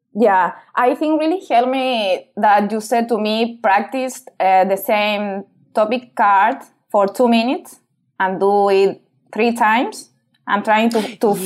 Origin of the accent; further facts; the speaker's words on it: Chile; English is a second language; now in United Kingdom; I'm from Chile.